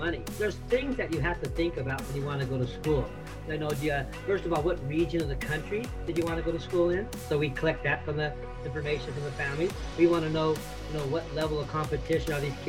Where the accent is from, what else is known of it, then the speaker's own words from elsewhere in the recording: Southern California, United States; also born or lived in Minnesota; I was born and raised here in Southern California